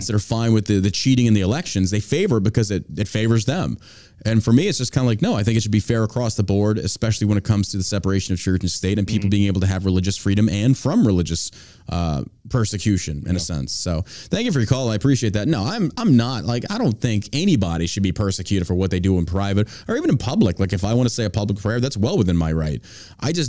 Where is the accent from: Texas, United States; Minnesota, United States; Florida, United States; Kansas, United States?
Texas, United States; I grew up with it in Texas.